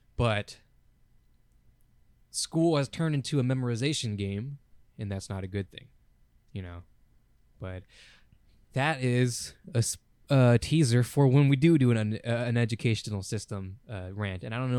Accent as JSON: {"language": "English", "country": "United States", "said": "We're from America, by the way"}